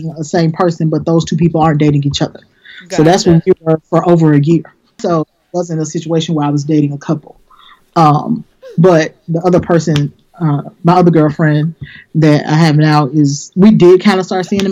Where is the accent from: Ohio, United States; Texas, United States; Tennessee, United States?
Tennessee, United States; Memphis; moved away; I'm originally from Memphis and that's where I used to live